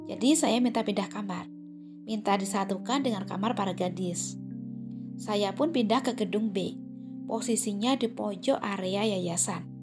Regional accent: Java, Indonesia; moved away; Saat itu saya merantau dari Jawa menuju negeri seberang. Iya, negeri Upin Ipin.

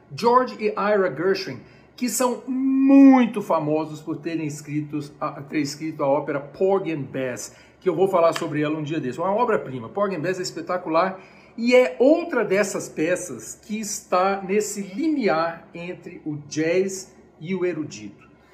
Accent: Brazil; also born or lived in United States; now in Brasília, Brazil; eu sou brasileiro

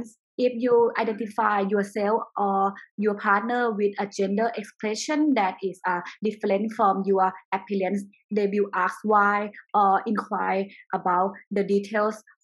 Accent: Chiang Mai, Thailand; also born or lived in United States; I was born in US and I grew up in Thailand. I raised up in Chiang Mai, is north of Thailand.

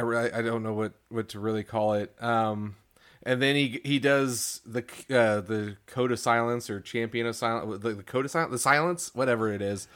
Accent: Missouri, United States; We're from Missouri

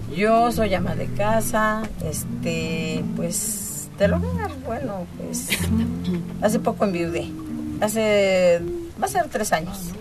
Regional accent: Santa Ana Tlachahualpa, State of Mexico, Mexico; yo vengo del Estado de México eh, mi pueblo se llama

